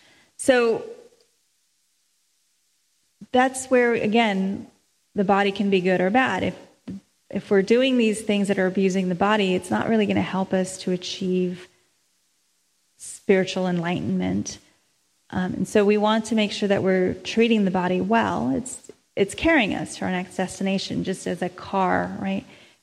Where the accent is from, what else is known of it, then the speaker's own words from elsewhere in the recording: India; I'm Indian, that person's Filipino, that person's black, there's Mexican.